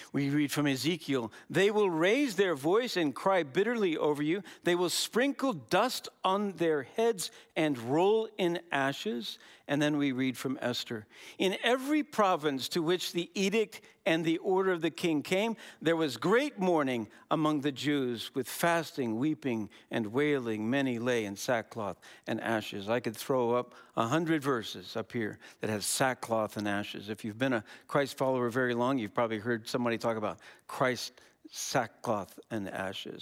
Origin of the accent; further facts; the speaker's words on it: Wisconsin, United States; we're from Wisconsin.